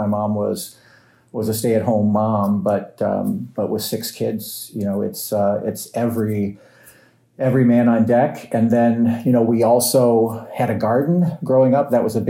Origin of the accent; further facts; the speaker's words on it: Midwest, United States; also born or lived in Covington, Kentucky / Cincinnati, Ohio; So I'm a Midwestern guy. I think, I like to tell people I grew up in the Midwest. I've got Midwestern values. When I say the Midwest, it's a little bit broad. I was born in Covington, Kentucky, lived initially right across the river in Cincinnati, Ohio